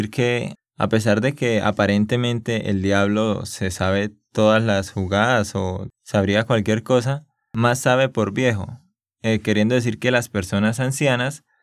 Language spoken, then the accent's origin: Spanish; Santander, Colombia; sí, es que yo soy de Santander y hablamos pues así. Eso que ahora estoy hablando un poco más despacio